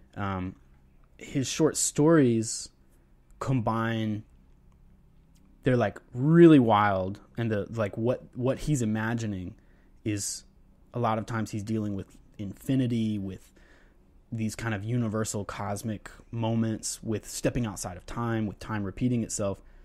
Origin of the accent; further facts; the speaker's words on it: North Carolina, United States; moved away; also born or lived in Tallahassee, Florida; growing up in North Carolina and then living in Tallahassee, Florida